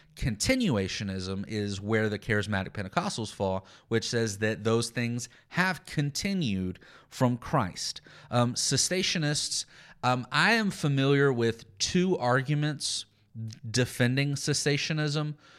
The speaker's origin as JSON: {"language": "English", "region": "Texas", "country": "United States", "tie": "born or raised there", "said": "I'm from, I'm, I grew up in Texas"}